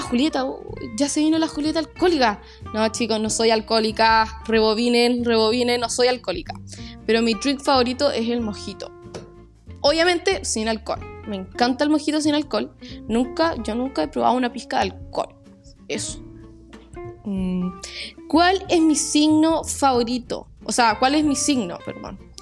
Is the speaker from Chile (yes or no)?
yes; La Serena, Coquimbo, Chile; Yo nací en Serena. Soy serenense de corazón.